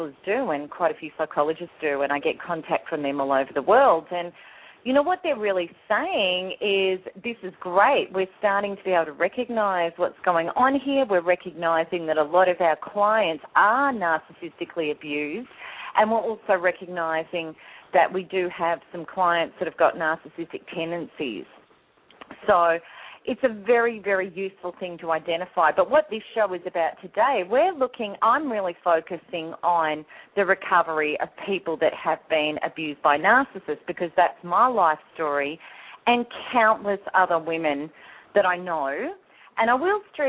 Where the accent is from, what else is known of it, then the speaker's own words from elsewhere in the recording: Australia; my home country, Australia